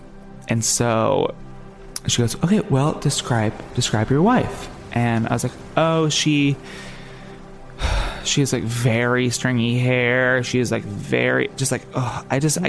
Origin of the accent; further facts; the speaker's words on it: New Jersey, United States; I'm not a Dominican man. I just have dark skin. Oh, I'm from New Jersey. I'm from New Jersey, and I just happen to have tan skin, and I'm on vacation.